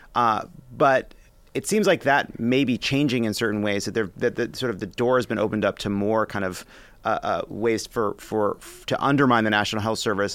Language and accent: English; United States; here yes, in the United States of America